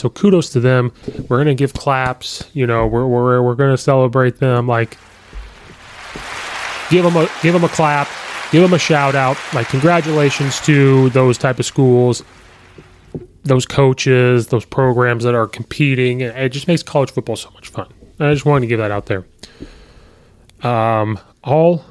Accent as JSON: {"language": "English", "region": "Illinois", "country": "United States", "tie": "born or raised there", "said": "up here in my hometown of Illinois. Soldier Field only being about an hour or so away"}